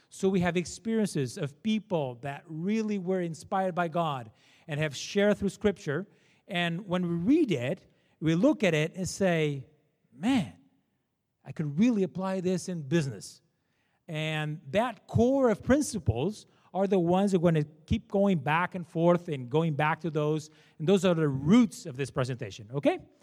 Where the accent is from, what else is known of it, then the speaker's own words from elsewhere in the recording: Portugal; English is a second language; moved away as an adult; now in Canada; I was born in Portugal. I'm Portuguese. That's why I have this terrible accent.